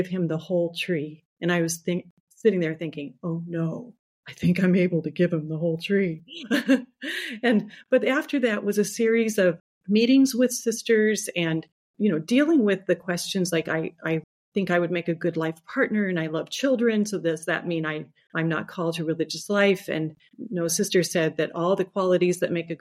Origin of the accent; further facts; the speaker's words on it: Los Angeles, California, United States; I am the sixth of 10 children, and I grew up in Los Angeles.